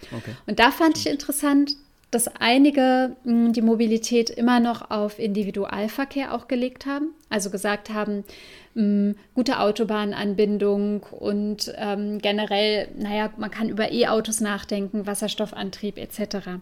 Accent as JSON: {"language": "German", "region": "Saarland", "country": "Germany", "said": "der Großregion bei uns im Saarland"}